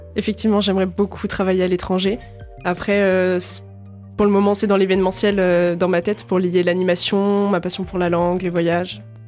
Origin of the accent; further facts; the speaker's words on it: La Rochelle, Nouvelle-Aquitaine, France; je viens initialement de La Rochelle